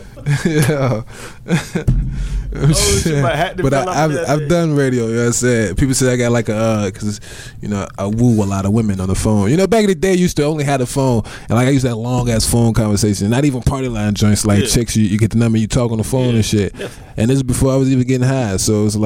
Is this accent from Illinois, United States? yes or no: yes; Chicago, Illinois, United States; I'm a Midwest nigga all day